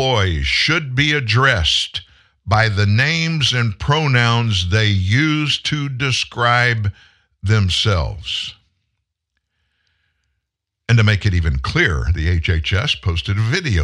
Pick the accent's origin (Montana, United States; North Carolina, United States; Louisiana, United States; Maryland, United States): Louisiana, United States; also born or lived in South Texas; I'm originally from Texas. We moved to Louisiana when I was four, South Texas